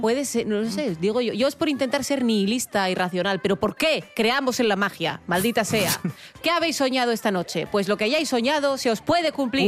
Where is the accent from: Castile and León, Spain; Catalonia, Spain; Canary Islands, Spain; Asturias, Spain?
Asturias, Spain; Avilés; Rubén y yo que somos de Avilés. Claro, en Avilés, cuando tú eras chavalete